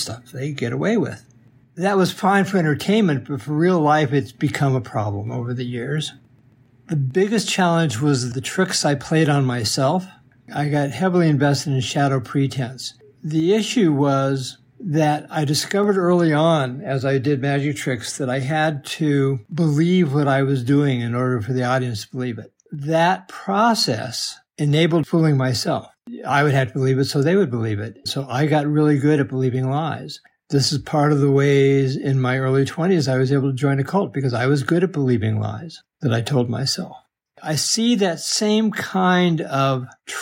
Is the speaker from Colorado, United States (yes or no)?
yes; Denver, Colorado, United States; When I was a young child growing up in East Denver